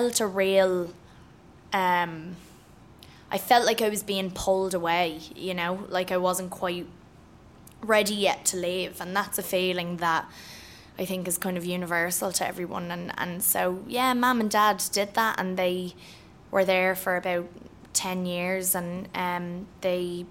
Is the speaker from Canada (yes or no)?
no; Ireland; also born or lived in The Bronx, New York; I'm Irish